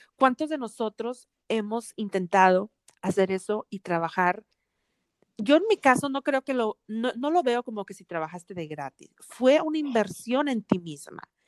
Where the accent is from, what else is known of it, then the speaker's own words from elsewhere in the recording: Monterrey, Nuevo León, Mexico; now in Atlanta, United States; crecimos en Monterrey, una ciudad muy conservadora